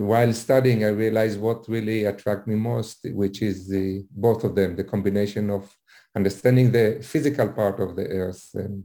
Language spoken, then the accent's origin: English; Israel; now in Florida, United States; I'm originally from Israel